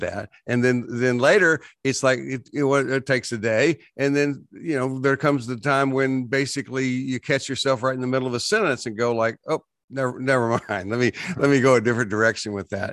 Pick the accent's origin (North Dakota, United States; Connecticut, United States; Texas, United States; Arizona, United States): Texas, United States; West; I grew up in West Texas